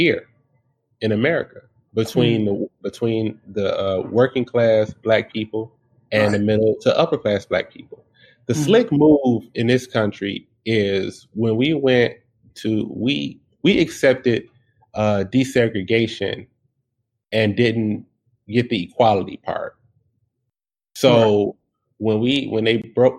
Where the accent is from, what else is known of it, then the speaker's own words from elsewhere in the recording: Detroit, Michigan, United States; I was born and raised in Detroit